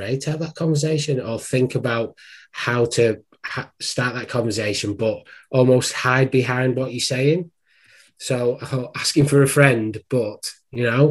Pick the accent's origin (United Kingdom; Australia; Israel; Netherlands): United Kingdom; Wigan, North West England; moved away; also born or lived in Worcester; I'm actually from Wigan.